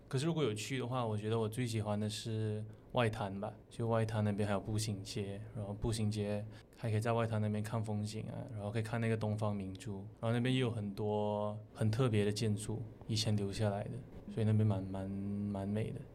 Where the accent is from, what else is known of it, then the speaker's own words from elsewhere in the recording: Miri, Sarawak, Malaysia; 我的家乡对我的意义，嗯，其实我觉得就是我的家乡杀到越美丽，其实没有什么特别吸引人的地方，其实会偏闷吧。但是就是不知道是不是因为我从小到大在那边长大的关系，其实我还蛮喜欢我家乡